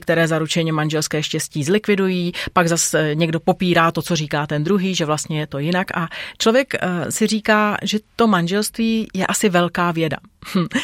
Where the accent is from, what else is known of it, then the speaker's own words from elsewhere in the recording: Bohemia, Czechia; u nás v Čechách